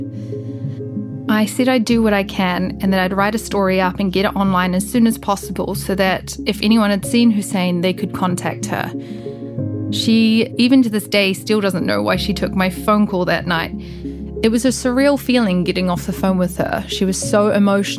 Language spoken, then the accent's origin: English; Christchurch, Canterbury, New Zealand; now in Dubai, United Arab Emirates; Christchurch story because it was my hometown